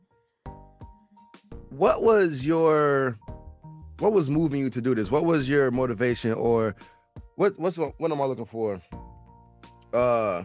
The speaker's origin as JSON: {"language": "English", "town": "Joliet", "region": "Illinois", "country": "United States", "tie": "born or raised there", "said": "Joliet, my hometown"}